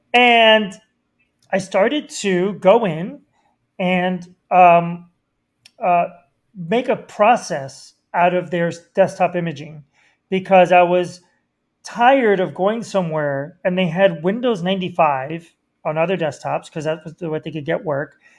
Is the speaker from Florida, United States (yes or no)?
yes; Miami, Florida, United States; I grew up in Miami